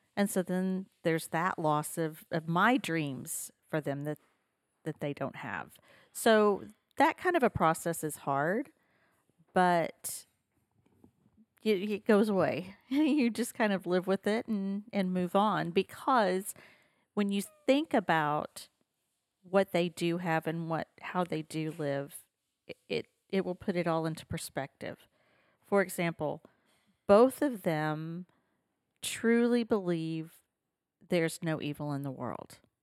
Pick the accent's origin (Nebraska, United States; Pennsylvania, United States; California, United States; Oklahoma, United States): Oklahoma, United States; Henryetta; now in Stillwater, United States; I grew up in Henrietta, Oklahoma, which is an hour south of Tulsa.